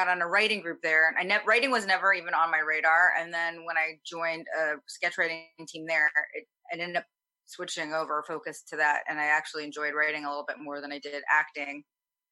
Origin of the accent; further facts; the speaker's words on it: Florida, United States; now in Los Angeles, United States; I live in Los Angeles. I'm originally from Florida